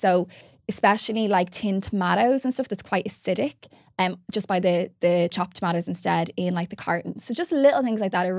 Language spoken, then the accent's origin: English; Ireland; Like, especially as Irish gals, we love our glam.